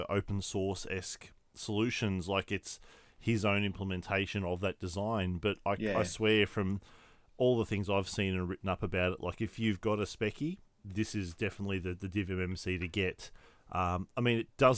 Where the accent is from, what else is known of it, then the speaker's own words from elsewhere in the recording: Brisbane, Queensland, Australia; moved away; growing up in Brisbane was a thing